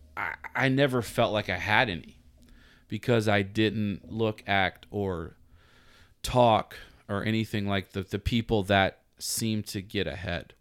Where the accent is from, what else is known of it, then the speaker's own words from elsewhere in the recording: Atlanta, Georgia, United States; now in Virginia Beach, United States; I'm from Atlanta, Georgia, man, and I'm sitting here working at a beach coffee shop